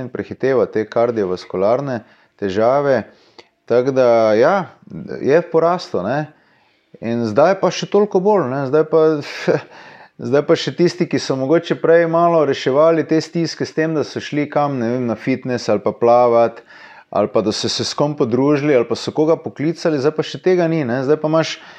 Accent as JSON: {"language": "Slovenian", "country": "Slovenia", "said": "smo Slovenci"}